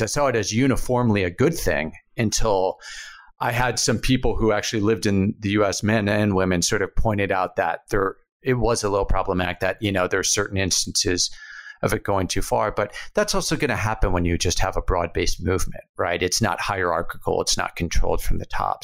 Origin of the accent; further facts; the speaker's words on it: United States; moved away; an American who lives abroad